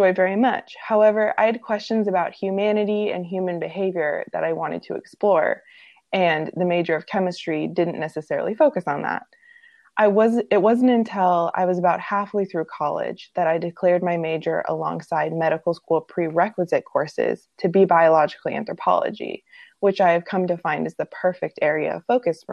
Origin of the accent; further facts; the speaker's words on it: Togiak, Alaska, United States; I was born and raised in Alaska, and the first part of my life was spent in a small traditional Yupik village called Togiak